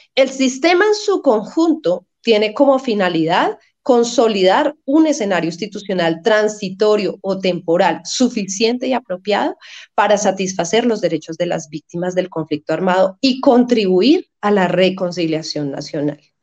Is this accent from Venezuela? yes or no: no; Colombia; como colombianos